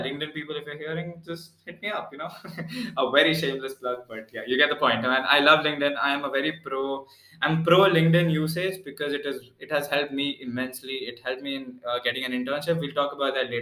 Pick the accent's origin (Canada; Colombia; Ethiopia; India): India; Pune, Maharashtra; I'm from Pune